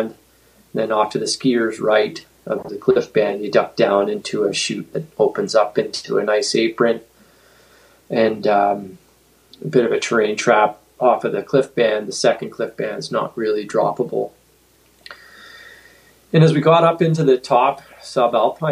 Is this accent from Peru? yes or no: no; Northern Ontario, Canada; now in Williams Lake, Canada; I grew up skiing in Northern Ontario